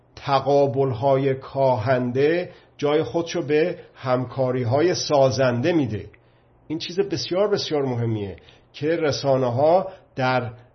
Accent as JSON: {"language": "Persian", "country": "Iran", "said": "به عنوان یک مرد ایرانی"}